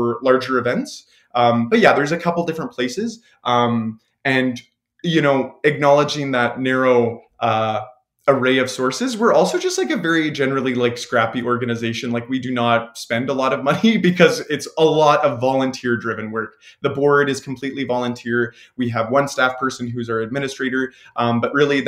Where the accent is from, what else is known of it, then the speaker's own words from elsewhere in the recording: Leduc, Alberta, Canada; now in Edmonton, Canada; I grew up in Leduc, which is just south of Edmonton